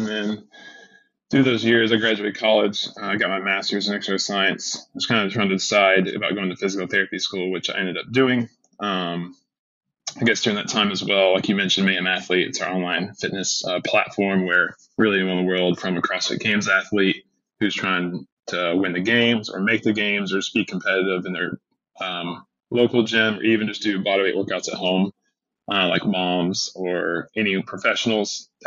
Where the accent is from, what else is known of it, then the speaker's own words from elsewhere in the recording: Chattanooga, Tennessee, United States; now in Cookeville, United States; I grew up in Chattanooga, Tennessee